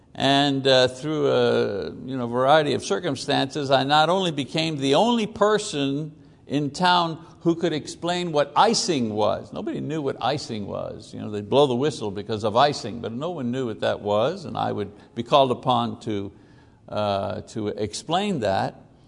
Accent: Canada; moved away as an adult; now in United States; as a Canadian, living and working in the United States for many years, and of course Lisa and I became American citizens many, many years ago, but you know, the majority of our life, and of course we were born in Canada.

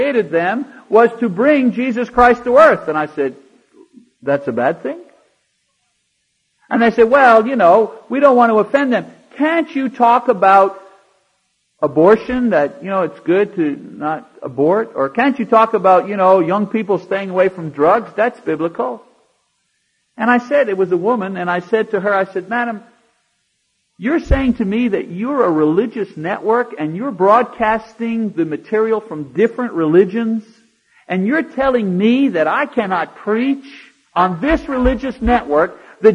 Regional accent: Canada; now in United States; as a Canadian living here

